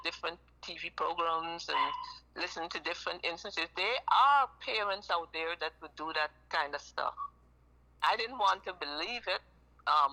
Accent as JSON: {"language": "English", "country": "Guyana", "said": "I'm from Guyana, South America"}